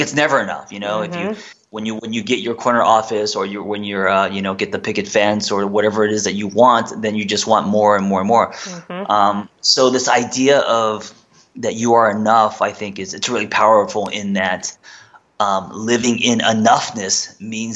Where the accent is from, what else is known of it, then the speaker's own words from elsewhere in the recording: United States; also born or lived in South Korea; I was raised, I'm Korean American. Parents came here, you know, when I was 3